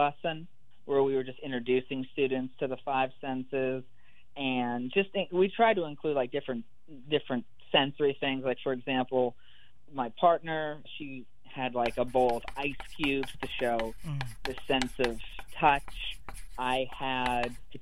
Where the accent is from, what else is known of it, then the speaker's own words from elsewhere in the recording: Pennsylvania, United States; moved away as an adult; now in Mississippi, United States; So I'm from Pennsylvania, and I went to school close